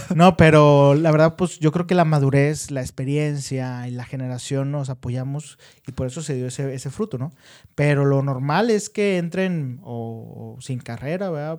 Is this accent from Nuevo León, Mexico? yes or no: yes; Monterrey, Nuevo León, Mexico; La mayoría sí somos de Monterrey